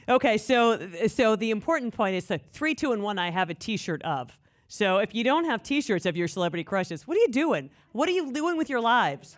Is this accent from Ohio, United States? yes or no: yes; Tiffin, Ohio, United States; Tiffin is my hometown